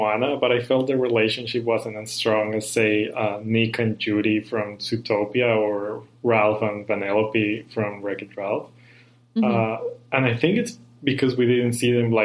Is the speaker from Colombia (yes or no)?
yes; Colombia; now in Vancouver, Canada; I'm from Colombia, so here's a Colombian in Canada recording this podcast